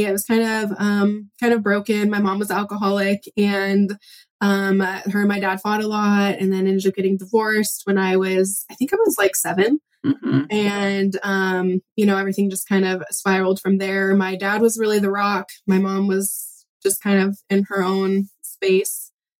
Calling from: Pacific Northwest, United States; I'm calling from the Pacific Northwest. I have three kiddos.

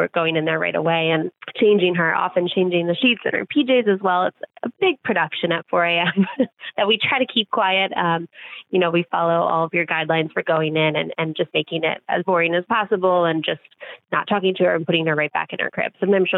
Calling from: New Jersey, United States; I am from New Jersey.

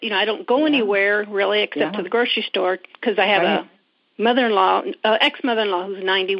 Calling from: Indiana, United States; I am from Indiana.

